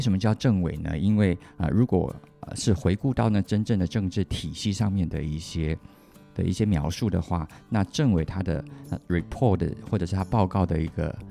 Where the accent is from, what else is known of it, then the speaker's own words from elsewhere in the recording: Taiwan; 我自己本身也是台湾长大的小孩